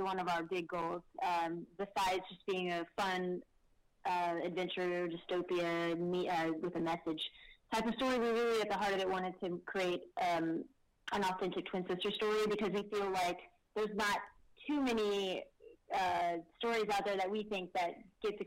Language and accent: English; Texas, United States; We're from Texas